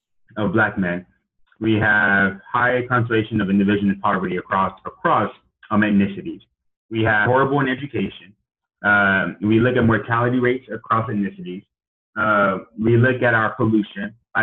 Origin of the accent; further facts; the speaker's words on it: United States; I was born here in America